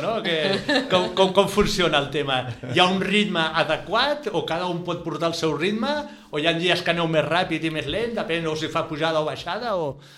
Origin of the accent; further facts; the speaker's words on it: Barcelona, Catalonia, Spain; sóc un camaco de Barcelona